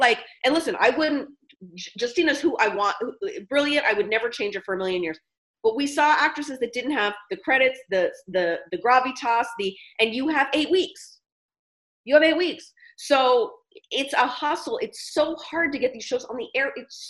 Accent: United States; because I'm American, I don't have, I sound American, right?

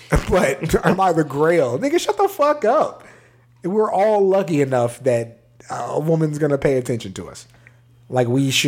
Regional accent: San Antonio, Texas, United States; also born or lived in Maryland / Wyoming; I'm from Maryland. I left when I was 8. I lived in Wyoming until I was 11. I grew up in San Antonio. And I'm 33. So I'm from Texas.

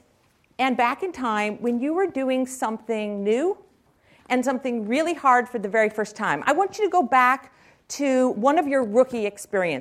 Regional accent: Silicon Valley, California, United States; I was raised here in Silicon Valley

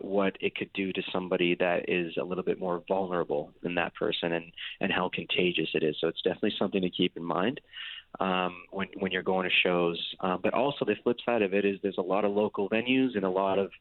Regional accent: Windsor, Ontario, Canada; we're from Windsor, and it's right across the border from Detroit, Michigan

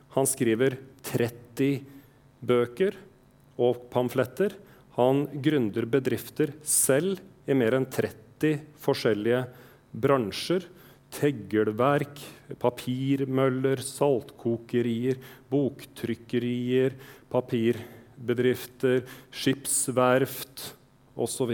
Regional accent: Østfold, Norway; Jeg er fra Østfold

